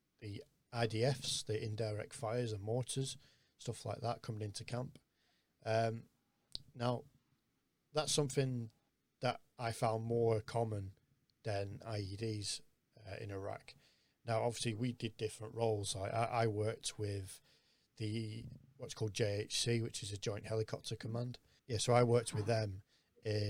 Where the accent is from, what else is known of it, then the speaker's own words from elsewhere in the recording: United Kingdom; being British